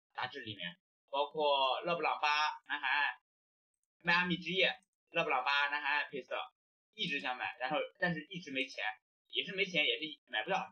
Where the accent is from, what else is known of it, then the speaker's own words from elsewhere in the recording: Linyi, Shandong, China; also born or lived in Singapore; now in Malaysia; 我是山东临沂人